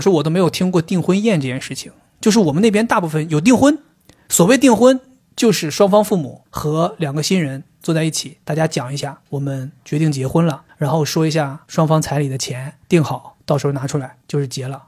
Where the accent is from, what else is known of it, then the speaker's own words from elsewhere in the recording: northern China, China; 我作为一个北方人